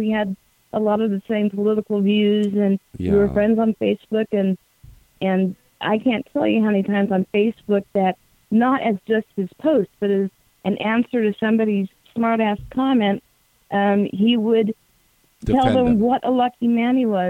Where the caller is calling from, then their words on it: Syracuse, New York, United States; Hi, James. … from Syracuse.